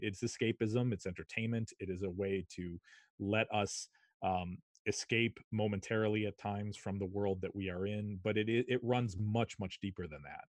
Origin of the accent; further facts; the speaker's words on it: Shorewood, Wisconsin, United States; also born or lived in Madison, Wisconsin; I grew up in Shorewood, Wisconsin, a suburb of Milwaukee